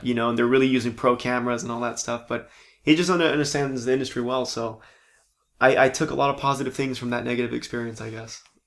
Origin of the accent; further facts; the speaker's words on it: Palm Springs, California, United States; moved away as an adult; also born or lived in San Diego / Orange County; now in Los Angeles, United States; Born and raised in Palm Springs